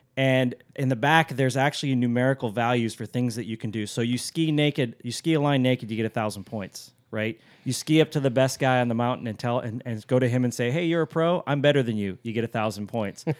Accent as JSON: {"language": "English", "region": "Alaska", "country": "United States", "tie": "born or raised there", "said": "a boy growing up in Alaska"}